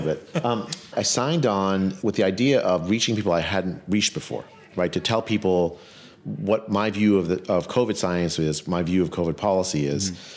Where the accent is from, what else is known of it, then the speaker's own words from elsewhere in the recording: California, United States; I'm from California, it was my governor